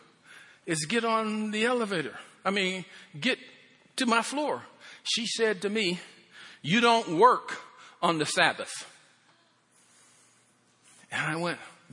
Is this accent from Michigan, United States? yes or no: no; Pennsylvania, United States; moved away; I'm from Pennsylvania.